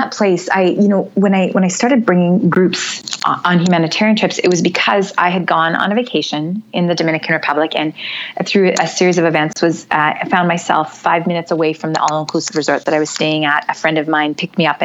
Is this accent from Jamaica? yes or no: no; Canada; originally in another life, I'm from Canada